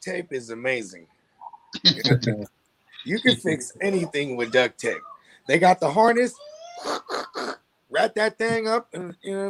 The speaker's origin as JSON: {"language": "English", "region": "Northern California", "country": "United States", "said": "I'm from Northern Cali"}